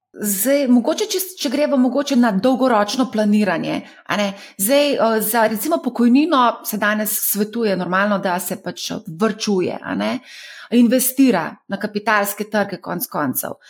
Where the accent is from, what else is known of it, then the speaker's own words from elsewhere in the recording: Slovenia; Slovenci smo